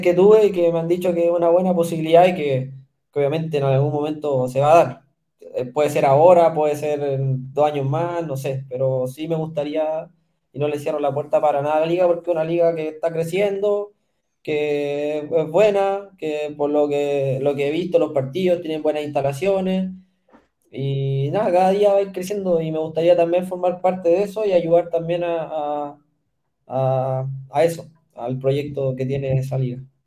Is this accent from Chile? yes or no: yes; Chile; also born or lived in Canada; yo fui seleccionado chileno de voleibol en su momento, cuando tenía 13